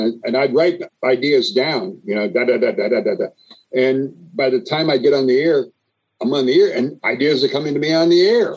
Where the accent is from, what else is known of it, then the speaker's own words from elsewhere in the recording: East Coast, United States; moved away; also born or lived in Bay Area; I grew up on the East Coast uh, uh, primarily